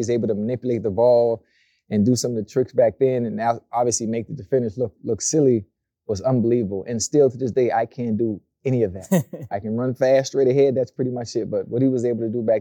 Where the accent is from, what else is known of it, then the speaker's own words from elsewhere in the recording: Miami, Florida, United States; I'm from Miami, Florida. I'm from a beautiful place, a luxurious place called Liberty City.